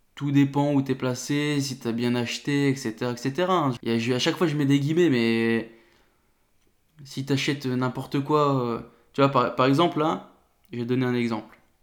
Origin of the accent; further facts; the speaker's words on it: north of France, France; je viens du nord de la France